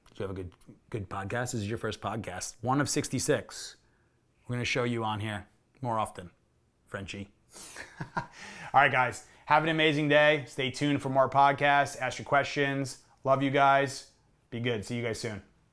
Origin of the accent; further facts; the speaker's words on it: New York area, United States; I grew up in New York area